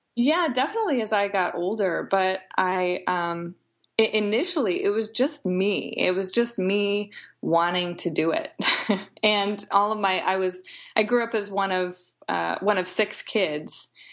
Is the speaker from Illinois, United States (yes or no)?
yes; Edwardsville, Illinois, United States; now in Peoria, United States; I grew up in Edwardsville, uh, Glen Carbon area, which is about 20 minutes outside of St. Louis.